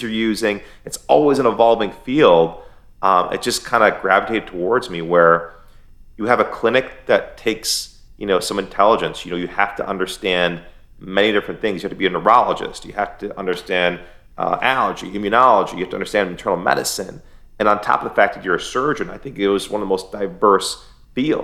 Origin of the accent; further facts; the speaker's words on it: Michigan, United States; now in Florida, United States; I grew up in America